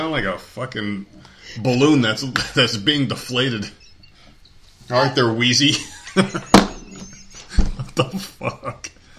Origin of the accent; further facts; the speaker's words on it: New Jersey, United States; You said I'm from Jersey, right? And obviously. You know, we talk about that a lot in the show. People from Jersey are fucking loud when you get us all in the room together.